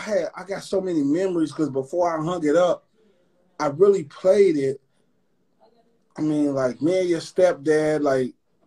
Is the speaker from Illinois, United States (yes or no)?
yes; Chicago, Illinois, United States; born or raised there